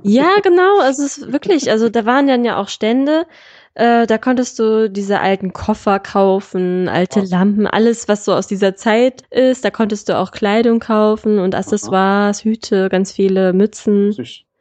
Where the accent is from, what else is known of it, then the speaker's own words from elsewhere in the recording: Solingen, North Rhine-Westphalia, Germany; ich komme ja aus Solingen